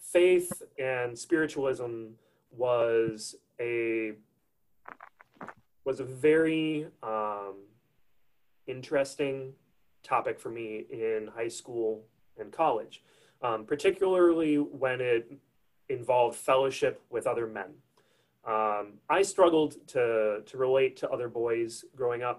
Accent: Crystal Lake, Illinois, United States; I'm originally from a suburb of Chicago, Illinois, a little town called Crystal Lake, about 15, 20 minutes from the Wisconsin border. I was raised in Crystal Lake

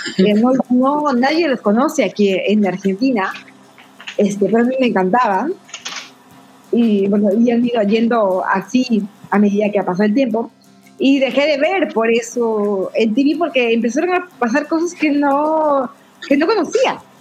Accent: Tacna, Peru; yo soy de Tacna, Perú. Eh, mi ciudad es frontera con Chile.

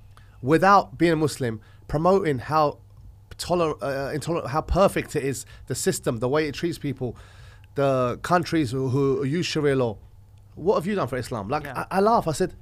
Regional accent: London, United Kingdom; I'm an Orthodox Christian. I'm from Texas. I'm from London.

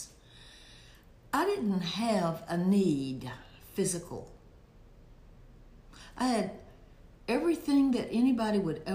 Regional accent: Alabama, United States; I was born in Alabama, raised in Alabama, went to church in Alabama, went to college in Alabama

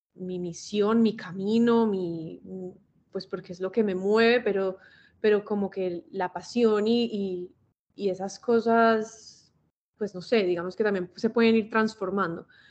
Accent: Medellín, Antioquia, Colombia; now in Miami, United States; Vivo en Miami, pero pues soy de Medellín, toda mi familia es de Medellín. De hecho, fui al colegio con Mari

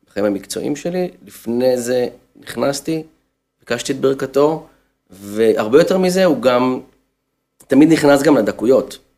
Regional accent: Haifa, Haifa District, Israel; כחיפאי לשעבר. אז גיליתי שם את uh, חלק אה, מילדותי.

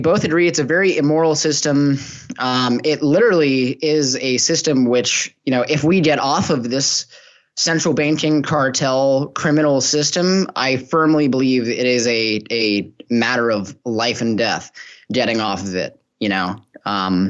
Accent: Los Angeles, California, United States; moved away as an adult; now in Mexico; I'm originally from Los Angeles in the United States

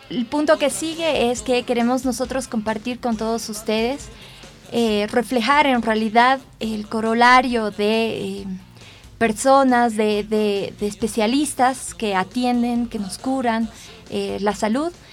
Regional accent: La Paz, Bolivia; como buena boliviana, como buena paseña

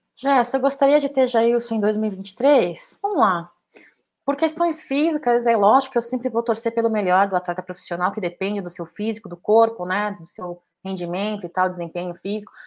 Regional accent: Brazil

